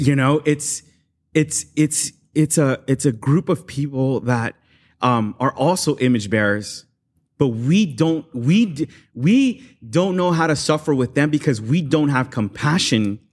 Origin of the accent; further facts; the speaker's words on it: Los Angeles, California, United States; growing up in South